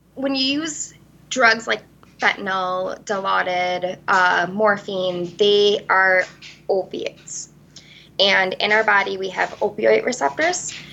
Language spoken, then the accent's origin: English; Vesper, Wisconsin, United States; I am originally from Vesper, Wisconsin.